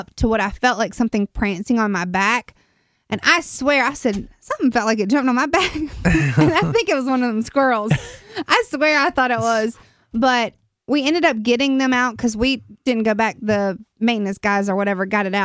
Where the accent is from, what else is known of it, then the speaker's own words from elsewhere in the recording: Durham, North Carolina, United States; also born or lived in Raleigh; I'm from Durham